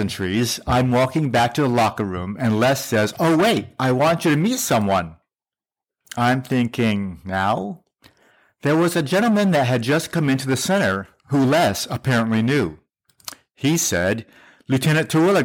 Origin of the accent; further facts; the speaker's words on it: South Korea; moved away; I was born in Korea